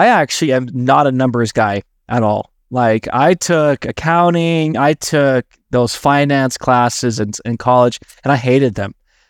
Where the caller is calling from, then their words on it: Salt Lake City, Utah, United States; So I'm tuning in from Salt Lake City. That's where I'm based out of.